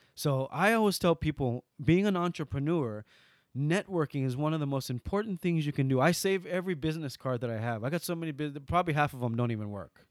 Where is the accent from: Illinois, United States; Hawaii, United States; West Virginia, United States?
Hawaii, United States; Lanai; Growing up on Lanai, we hunted